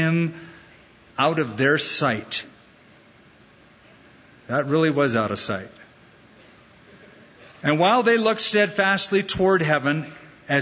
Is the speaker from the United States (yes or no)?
yes; Southern California, United States; moved away as an adult; now in Albuquerque, United States; Southern California is my Jerusalem. That's my hometown.